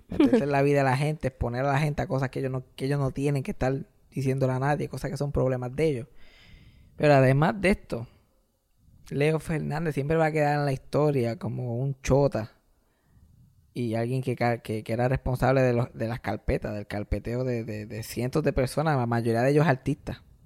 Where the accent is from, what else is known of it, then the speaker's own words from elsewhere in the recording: Puerto Rico; nos unen como puertorriqueños